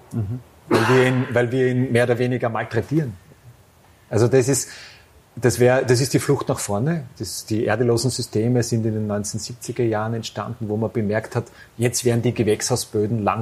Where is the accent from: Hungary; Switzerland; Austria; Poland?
Austria; Styria; ja, ich komme aus dem Ennstal.